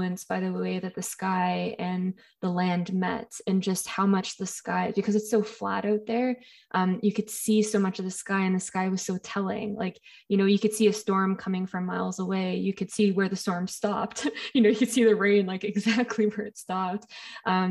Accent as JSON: {"language": "English", "region": "Ontario", "country": "Canada", "tie": "born or raised there", "said": "I grew up in Ontario"}